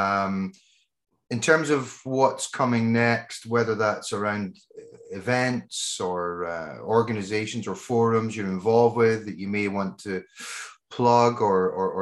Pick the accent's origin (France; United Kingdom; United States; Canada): United Kingdom; Scotland; accent: Scottish; my Scottish brain accent